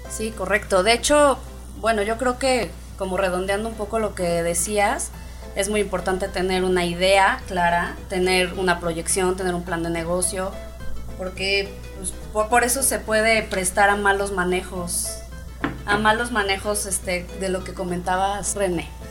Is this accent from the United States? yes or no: no; Mexico; aquí somos expertos los mexicanos